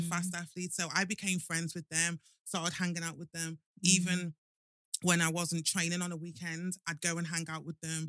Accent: Liverpool, North West England, United Kingdom; growing up in Liverpool, do you know what? Liverpool's a really, really good city. It's amazing, like Scousers. They're mm. just lovable. I'm not just saying that because I am a Scouser.

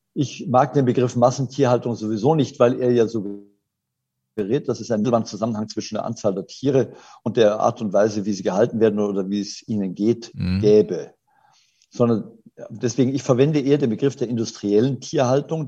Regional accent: Germany; bei uns in Deutschland

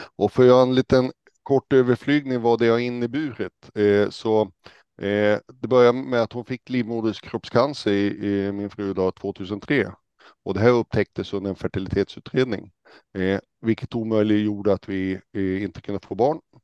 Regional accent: Hällnäs, Västerbotten County, Sweden; now in Stockholm, Sweden; Jag kommer ursprungligen från Hällnäs som kommer eh, utanför Umeå, uppe i Västerbotten

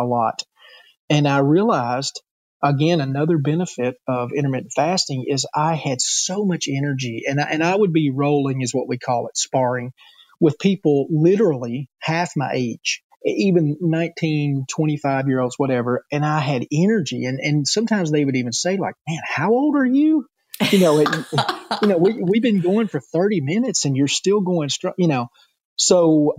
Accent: the South, United States; accent: Southern; I'm born and raised in the South, and all my people sound Southern

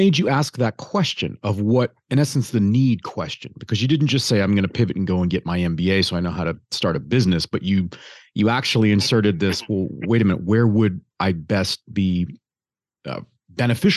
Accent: Detroit, Michigan, United States; I grew up in Detroit

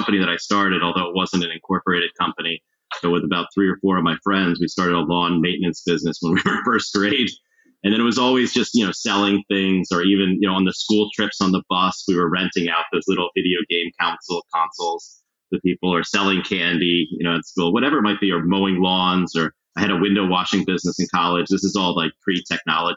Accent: Wilmington, Delaware, United States; moved away as an adult; also born or lived in Virginia; now in Portugal; I grew up in Wilmington, Delaware, which is basically about 30, 40 minutes south of Philadelphia, Pennsylvania

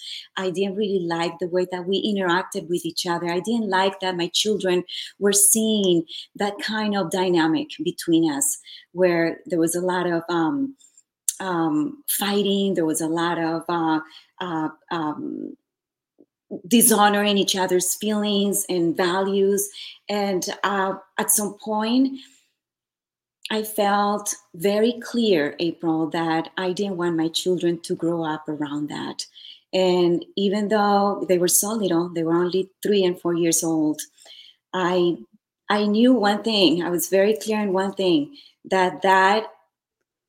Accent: Colombia; moved away as an adult; also born or lived in Santa Monica, Los Angeles, United States; now in Los Angeles, United States; I am originally from Colombia. I moved here to Los Angeles, actually Santa Monica. Back in 97, I believe that's what it was. So at a very young age, I was about 21 years old.

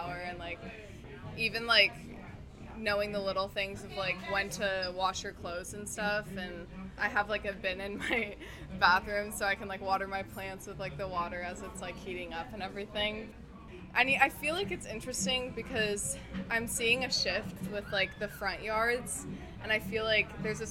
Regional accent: Santa Monica, California, United States; I'm from Santa Monica, so I've lived here my entire life

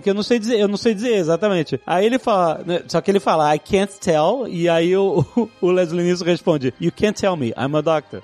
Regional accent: Brazil; pra gente que é brasileiro

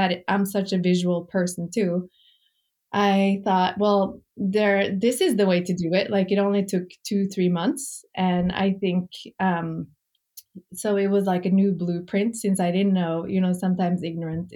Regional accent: Norway; moved away as an adult; now in New York, United States; I grew up in Norway

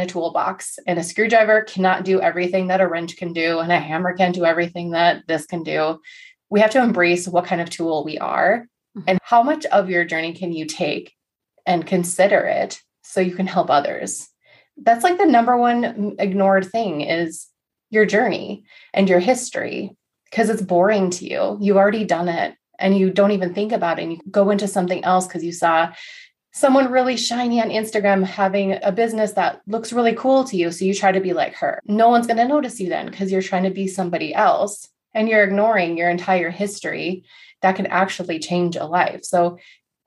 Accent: North Dakota, United States; growing up in North Dakota was super boring

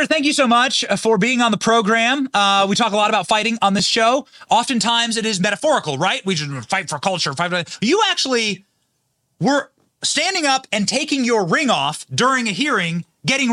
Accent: Iowa, United States; I'm from Iowa

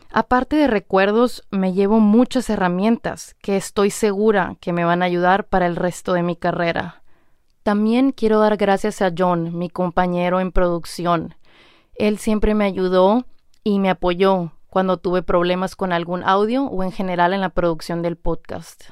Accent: Hermosillo, Sonora, Mexico; moved away; ahí en Hermosillo, Sonora, México, de donde yo soy

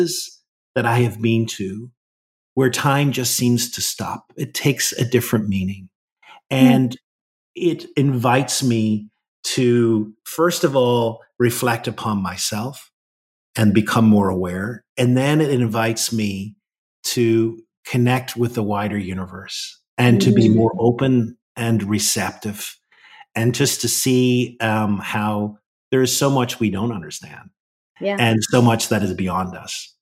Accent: Ireland; part of my spirituality is very much grounded in where I grew up in Ireland

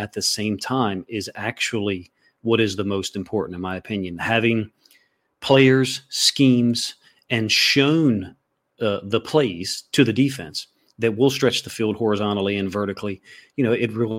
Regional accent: Ireland; I'm Irish, so we're, you know, too hard-headed for our own good.

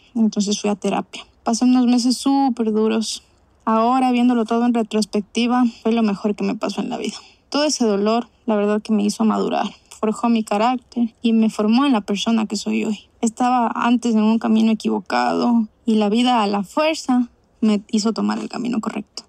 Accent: Guayaquil, Guayas, Ecuador; soy de Guayaquil, Ecuador

